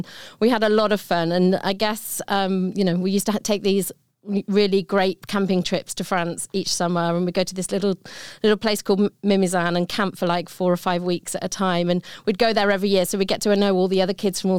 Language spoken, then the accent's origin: English; Sutton Coldfield, West Midlands, United Kingdom; So I'm from the UK, as you might be able to tell from my accent. And we grew up in a town just north of Birmingham called Sutton Coldfield.